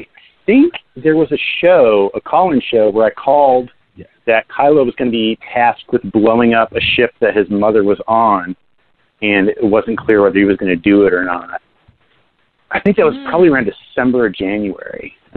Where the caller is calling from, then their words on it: New Jersey, United States; Hey, it's … calling from the sunny state of New Jersey.